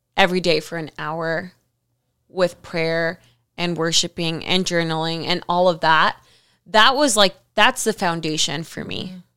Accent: Miami, Florida, United States; moved away as an adult; now in California, United States; I was living in Miami. I'm from Miami

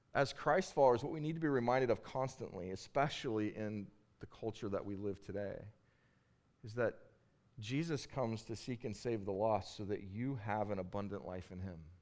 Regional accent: Bakersfield, California, United States; I grew up in Bakersfield, California, and in Bakersfield, California, everybody hunts

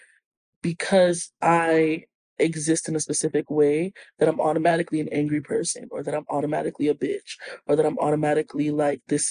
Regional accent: New York, United States; I'm from New York

